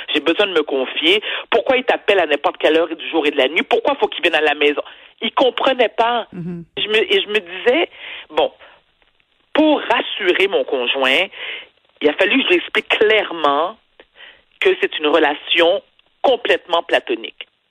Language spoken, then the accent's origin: French; Quebec, Canada; je suis une Québécoise, pierre de lettres, née au Québec, qui est située dans le Canada, et mes parents sont d'origine haïtienne